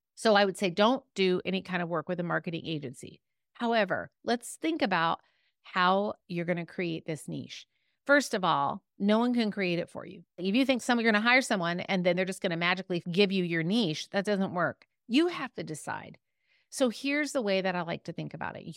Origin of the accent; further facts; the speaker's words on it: California, United States; I'm from California, the West Coast